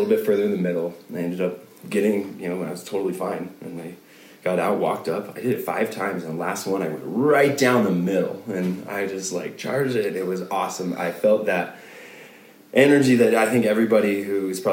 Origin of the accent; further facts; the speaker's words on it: Aurora, Colorado, United States; also born or lived in Gunnison, Colorado; I was born and raised in Colorado, Aurora, Colorado